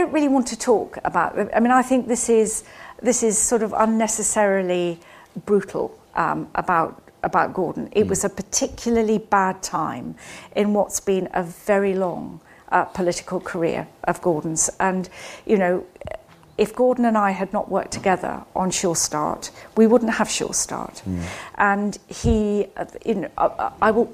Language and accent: English; Scotland, United Kingdom; moved away; I grew up in Scotland.